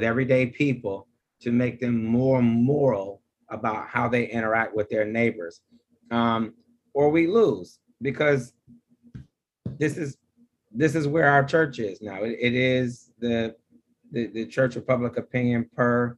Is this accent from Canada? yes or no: no; Detroit, Michigan, United States; accent: Detroit; moved away; also born or lived in Boston, Massachusetts; my Detroit accent